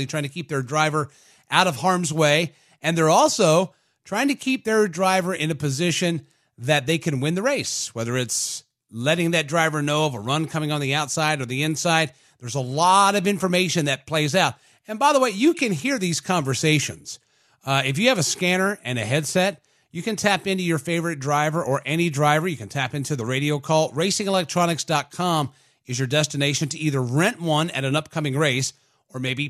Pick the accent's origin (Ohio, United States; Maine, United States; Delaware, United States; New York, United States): Delaware, United States; I grew up in Delaware